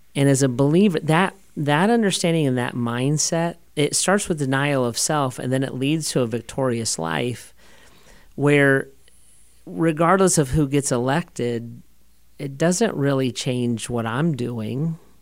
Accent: United States; I'm an American

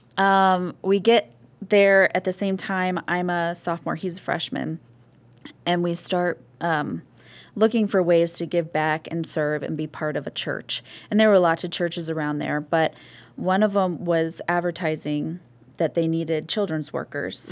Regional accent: Missouri Valley, Iowa, United States; born or raised there; moved away; also born or lived in Toccoa Falls, Georgia / Rochester, New York / Nyack, New York / Summit, New Jersey

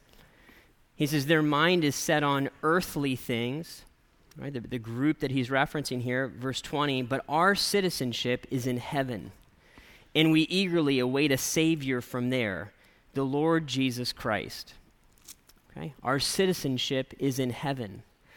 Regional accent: United States; I'm an American

